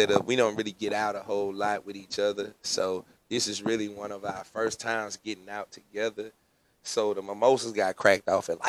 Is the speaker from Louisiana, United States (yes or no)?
yes; Shreveport, Louisiana, United States; also born or lived in Lake Charles, Louisiana; and I'm from Lake Charles, but I'm from Shreveport.